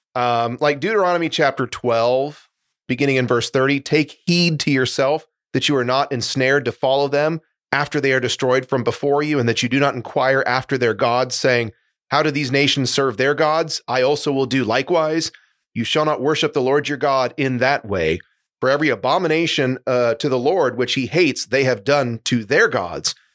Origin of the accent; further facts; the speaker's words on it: Seattle, Washington, United States; I grew up in Seattle